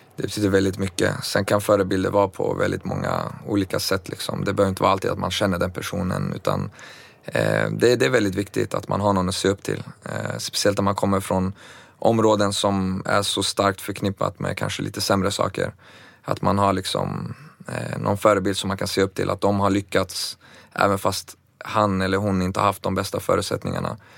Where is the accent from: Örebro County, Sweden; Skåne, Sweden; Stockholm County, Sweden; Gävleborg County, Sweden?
Örebro County, Sweden; Örebro; also born or lived in Baku, Azerbaijan; jag föddes faktiskt på vägen i forna Sovjet eh, som senare blev självständigt som Baku, Azerbajdzjan. Kom till Sverige när jag var två, eh, till Örebro